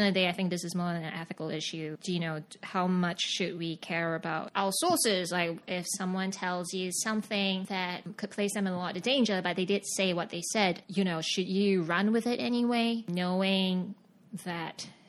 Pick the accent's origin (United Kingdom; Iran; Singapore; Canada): Singapore; moved away as an adult; also born or lived in Sydney, Australia / Beijing, China; now in New York, United States; I'm from Singapore. I got born and bred and grew up and studied and did everything in Singapore